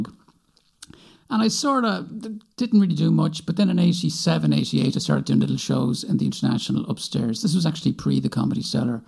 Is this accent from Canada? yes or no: no; Galway, Connacht, Ireland; moved away as an adult; now in Dublin, Ireland; I did grow up in Galway. I was born in Galway. I grew up in Saltill